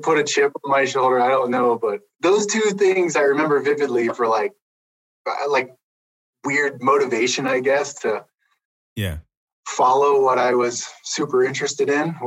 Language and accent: English; Pennsylvania, United States; moved away as an adult; also born or lived in Montana; now in Idaho, United States; I grew up in Pennsylvania. That's how I ended up at Penn State.